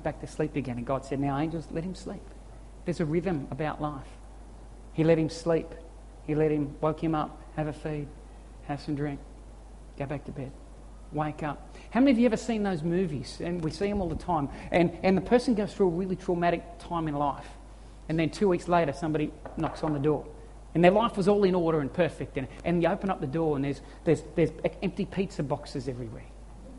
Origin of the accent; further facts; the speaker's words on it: Australia; We feel like it's weak as Aussie men